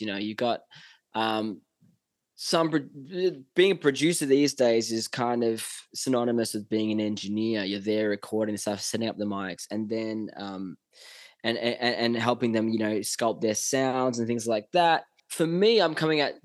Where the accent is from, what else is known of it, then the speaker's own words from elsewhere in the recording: Australia; moved away as an adult; now in Los Angeles, United States; I'm so, so grateful and so lucky to come from Australia.